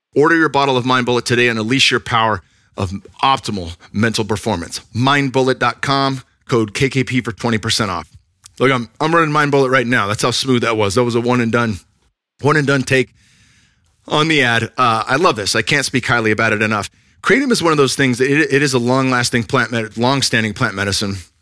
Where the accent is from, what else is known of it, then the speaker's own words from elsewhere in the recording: Northern California, United States; now in Texas, United States; I'm from Northern California, so it was a jump coming out here